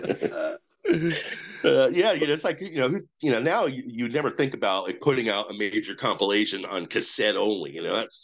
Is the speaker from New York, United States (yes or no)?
no; Clifton, New Jersey, United States; in my hometown of Clifton